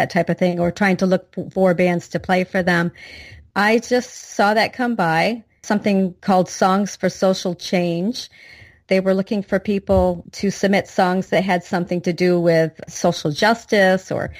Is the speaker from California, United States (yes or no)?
no; Moravia, New York, United States; moved away as an adult; also born or lived in Greenwich, Connecticut; now in Alexandria, United States; I grew up in upstate New York near Ithaca, not too far up from Syracuse as well. Grew up in the country, little dairy farm, and a little town called Moravia, New York